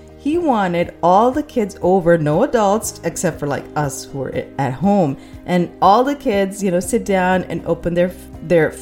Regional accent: Pakistan; moved away; also born or lived in United States; when I was growing up in Pakistan

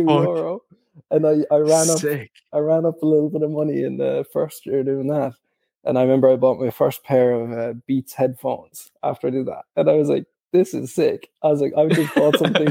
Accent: Cork, Munster, Ireland; We're from Cork as well

